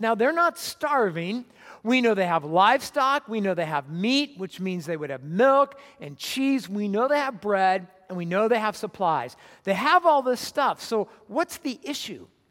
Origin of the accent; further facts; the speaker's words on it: Southern California, United States; moved away; I grew up in Southern California.